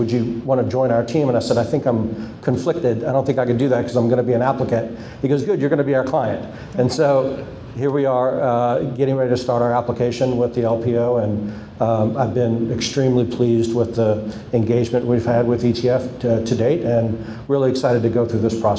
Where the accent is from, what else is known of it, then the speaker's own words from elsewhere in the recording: New Orleans, Louisiana, United States; moved away as an adult; now in Atlanta, United States; I'm a renewable energy developer based out of Atlanta. I'm from New Orleans, Louisiana